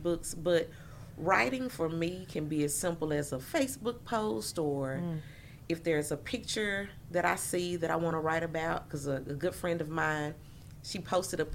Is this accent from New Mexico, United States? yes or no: no; Jackson, Mississippi, United States; I grew up in Jackson